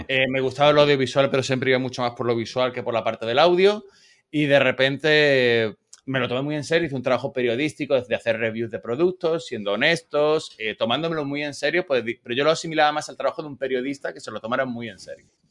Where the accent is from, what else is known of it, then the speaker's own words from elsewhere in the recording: Spain; now in United States; español plus